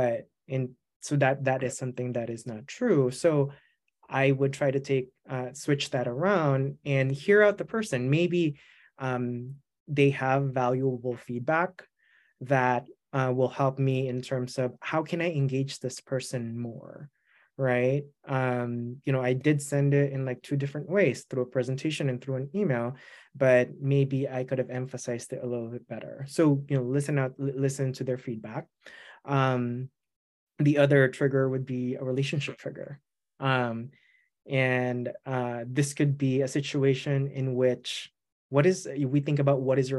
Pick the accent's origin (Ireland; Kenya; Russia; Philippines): Philippines; English is a second language; now in United States; I'm an immigrant. I grew up in the Philippines.